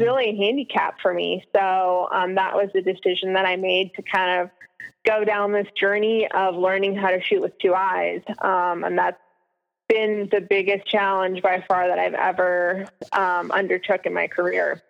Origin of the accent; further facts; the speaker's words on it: Alaska, United States; moved away; growing up in Alaska